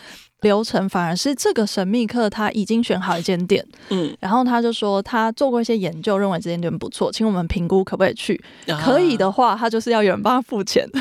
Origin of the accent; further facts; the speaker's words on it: Taipei, Taiwan; 我是台北人，一路在台北长大